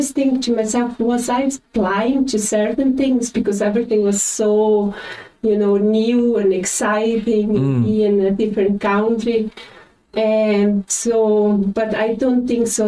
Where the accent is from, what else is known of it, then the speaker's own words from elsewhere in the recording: South Region, Brazil; first language German dialect; English is a second language; moved away as an adult; also born or lived in Florianópolis, Brazil / Cayman Islands; now in Ireland; I grew up in one of those communities where the first language was German.